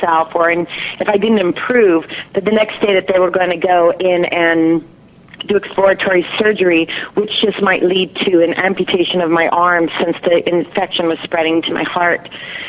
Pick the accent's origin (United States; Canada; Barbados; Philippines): United States; California; I come from California, family of 11 children